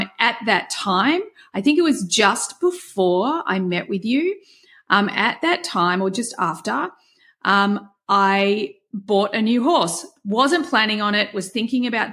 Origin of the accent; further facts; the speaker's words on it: Australia; I'm Australian and we have terrible tall poppy syndrome here in Australia